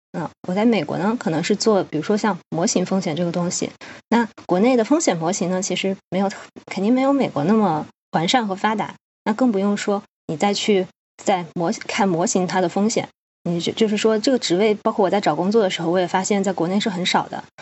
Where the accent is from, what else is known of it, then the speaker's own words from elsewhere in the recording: Hubei, China; moved away as an adult; now in United States; 因为我家是湖北的嘛